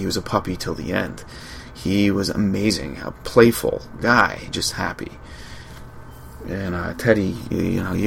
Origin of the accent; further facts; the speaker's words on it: Long Island, New York, United States; I'm from Long Island. Grew up with beaches